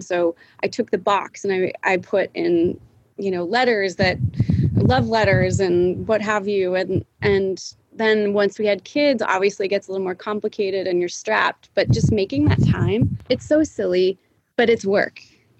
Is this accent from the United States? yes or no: yes; Montana, United States; also born or lived in Bay Area, California; now in Austin, United States; I was born in California. I was born in the Bay Area. And then funny enough, we moved to Montana. My parents said we were going on vacation and they moved us to Montana.